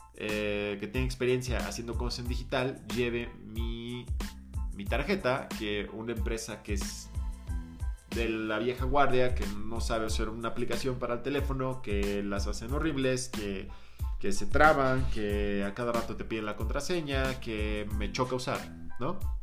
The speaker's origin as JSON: {"language": "Spanish", "country": "Mexico", "said": "nosotros como mexicanos"}